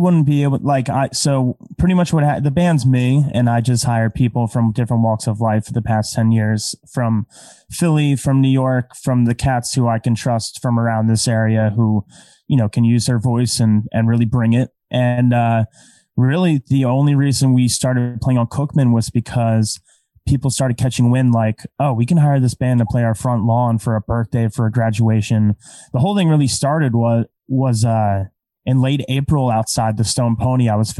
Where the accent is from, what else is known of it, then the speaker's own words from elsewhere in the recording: Scotland, United Kingdom; I'm Scottish.